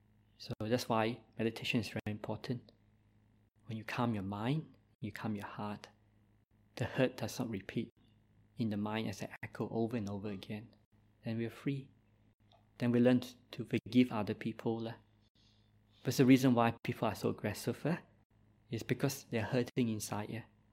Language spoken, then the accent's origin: English; Malaysia; born there; accent: Malaysian; English is a second language; I make my English improve now, but I was born in Malaysia, so I have a Malaysian accent, and sometimes my English and writing is not that perfect.